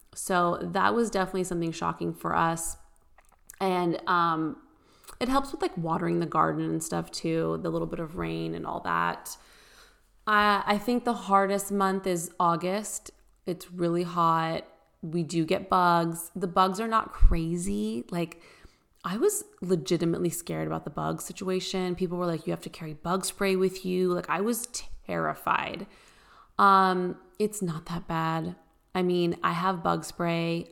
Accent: California, United States; moved away as an adult; also born or lived in Bay Area, California; now in Nashville, United States; I grew up obviously in California

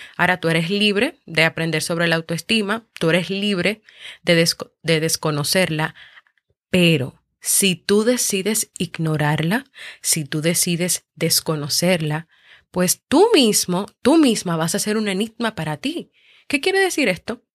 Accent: Dominican Republic; aquí en mi país, República Dominicana

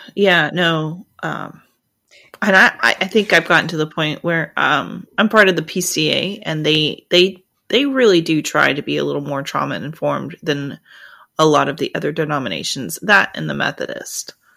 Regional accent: the South, United States; I grew up in the South

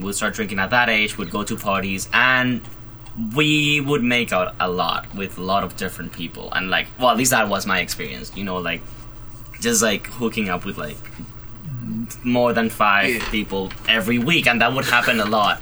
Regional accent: Madrid, Community of Madrid, Spain; moved away as an adult; now in Providence, United States; I am originally from Madrid, Spain

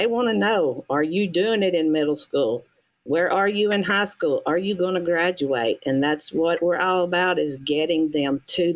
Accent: United States; I was born in Walker County. I was educated in Walker County. And I live in Walker County

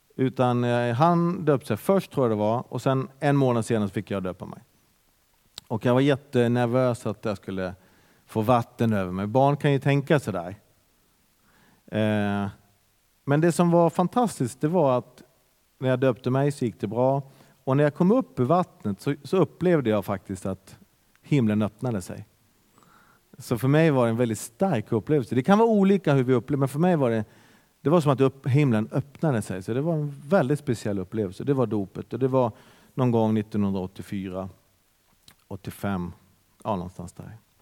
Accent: Bergen, Vestland, Norway; now in Sweden; det är en härlig pingstkyrka där jag är uppväxt

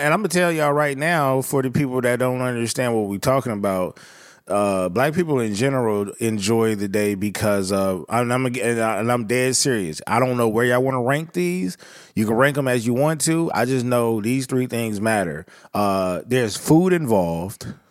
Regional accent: Southern California, United States; growing up in Southern California

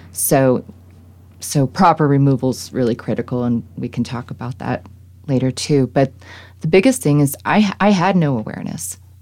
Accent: East Coast, United States; now in Colorado, United States; growing up on the East Coast

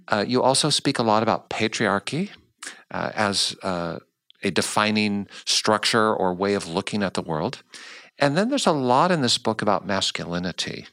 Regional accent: United States; I was raised in the States

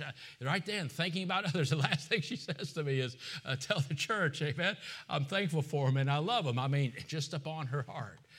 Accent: United States; I'm American

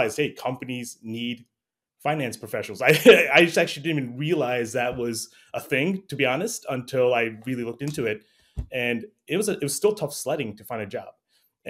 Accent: New York, United States; my parents immigrated from Bangladesh in the mid-70s, so I was born in New York

